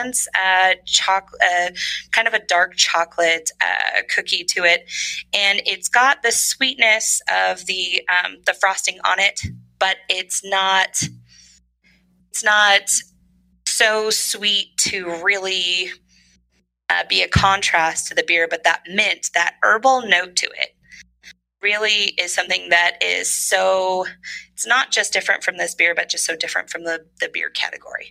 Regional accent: Northern California, United States; moved away; I'm from Northern California

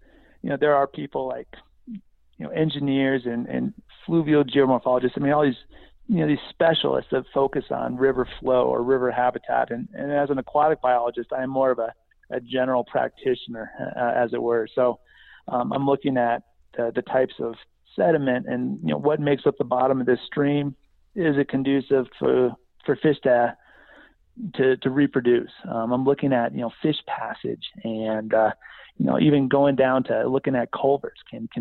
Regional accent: Midwest, United States; So yeah, we bounced around a little bit, but I spent most of my time growing up in the Midwest.

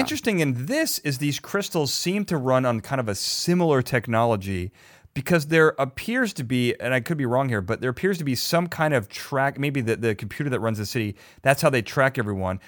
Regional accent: Chicago, Illinois, United States; now in Los Angeles, United States; I'm from Chicago. We had the L, elevated trains.

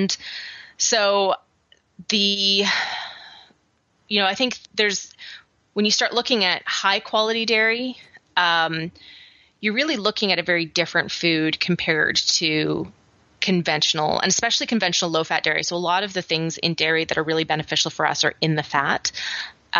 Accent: Vancouver Island, British Columbia, Canada; now in Atlanta, United States; I grew up on Vancouver Island

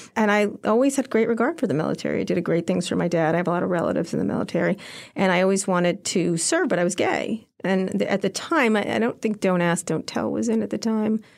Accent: Princeton, New Jersey, United States; moved away as an adult; also born or lived in Philadelphia, Pennsylvania / Long Island, New York / Roslyn Harbor, New York / Washington, D.C.; I grew up in Princeton mostly

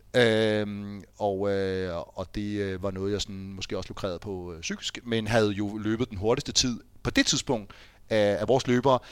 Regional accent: Fredensborg, Capital Region of Denmark, Denmark; jeg er jo fra Fredensborg. Mine forældre bor stadig i Fredensborg

